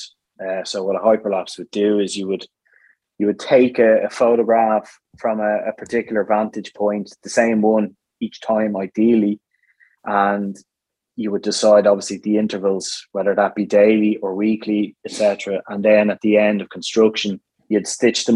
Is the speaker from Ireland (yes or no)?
yes; Dublin, Leinster, Ireland; also born or lived in Firhouse; now in Tallaght, Ireland; I'm from Ballyroan originally, and from down the road a little bit, but I would have moved up to Fir House about 5 years ago and then up to Talla in the last 2 years